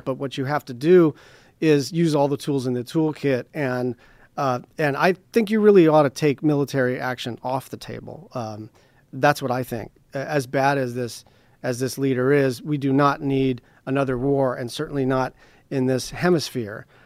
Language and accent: English; Hawaii, United States; I come from Hawaii